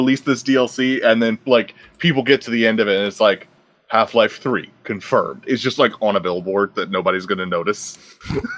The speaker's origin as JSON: {"language": "English", "country": "United States", "said": "as an American"}